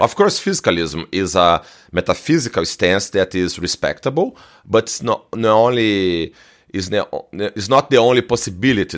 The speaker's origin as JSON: {"language": "English", "country": "Brazil", "said": "I'm from Brazil"}